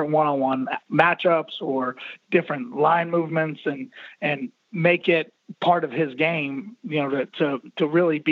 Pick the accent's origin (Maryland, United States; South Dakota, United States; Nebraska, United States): Maryland, United States; now in Florida, United States; I'm actually from Maryland originally